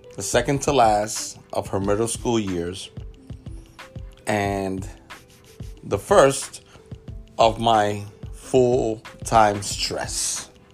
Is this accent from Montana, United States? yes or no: no; New York City, New York, United States; I'm a kid from the South Bronx